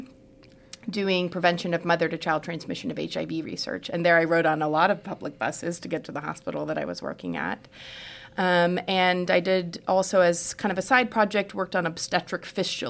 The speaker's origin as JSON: {"language": "English", "town": "Houston", "region": "Texas", "country": "United States", "also_born_or_lived": "New York / Ghana", "moved": "as an adult", "said": "I'm from Houston originally"}